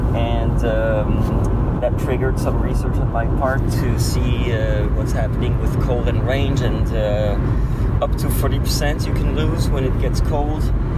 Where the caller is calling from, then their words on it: Montreal, Quebec, Canada; I'm calling from the Montreal area in Quebec, Canada.